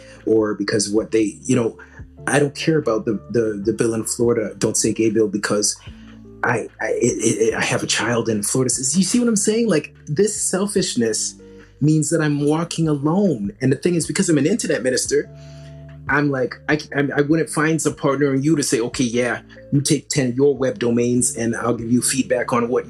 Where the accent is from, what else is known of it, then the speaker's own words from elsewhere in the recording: South Africa; It's not going to benefit me because I'm South African.